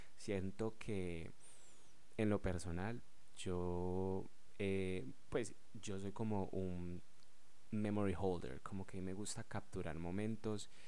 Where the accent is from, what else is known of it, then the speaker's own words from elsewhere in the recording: Colombia; yo soy de Colombia